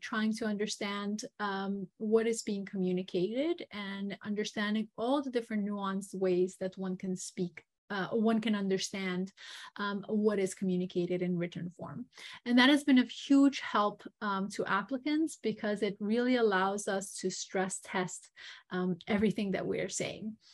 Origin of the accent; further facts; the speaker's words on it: Montenegro; moved away; I am um, originally from Montenegro.